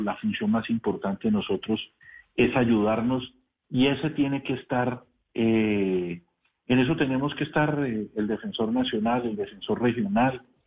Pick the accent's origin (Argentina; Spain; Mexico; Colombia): Colombia; como colombianos